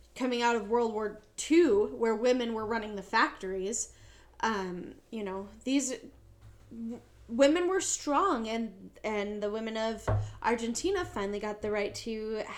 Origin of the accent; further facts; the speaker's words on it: United States; I'm born and raised in America